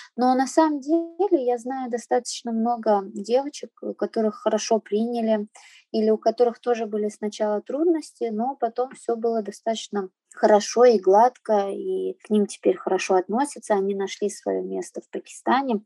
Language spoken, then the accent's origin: Russian; Saint Petersburg, Russia; also born or lived in Azerbaijan; Я родилась э, в Азербайджане, а в три года родители привезли меня в Санкт-Петербург. А, всю сознательную свою жизнь я живу в Питере. Я здесь и в садик ходила, и в школу ходила, и в университет.